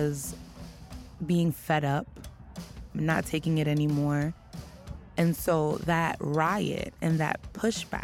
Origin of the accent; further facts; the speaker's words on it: New York City, New York, United States; I come from Brooklyn, East New York. I come from, quote unquote, the inner city. I grew up, you know, witnessing violence